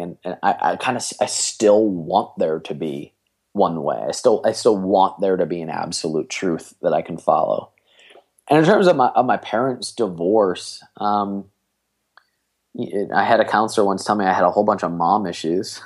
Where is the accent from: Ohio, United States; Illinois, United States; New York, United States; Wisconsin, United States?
Ohio, United States; Cleveland; I'm from Cleveland, Ohio